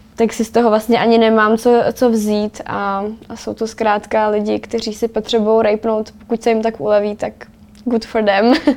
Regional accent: Czechia; my Češi

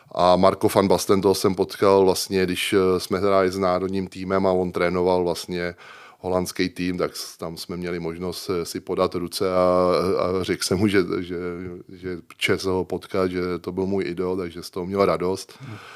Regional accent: Smetanova Lhota, South Bohemian Region, Czechia; also born or lived in Prague; nejsem rodákem, vlastně já jsem Pražák a vlastně jsem se tam přestěhoval v šesti letech, ale já se považuji prostě tam za, za toho vesnického kluka

